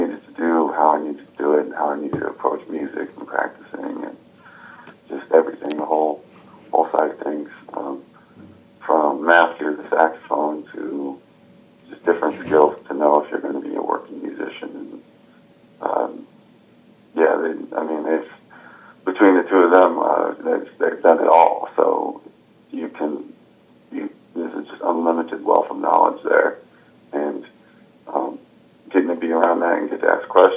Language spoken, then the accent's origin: English; Sioux City, Iowa, United States; moved away as an adult; now in Kansas City, United States; I was born and raised in Sioux City, Iowa